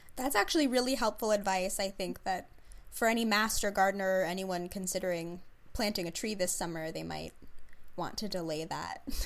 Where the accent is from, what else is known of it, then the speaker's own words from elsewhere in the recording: Princeton, New Jersey, United States; I grew up in Princeton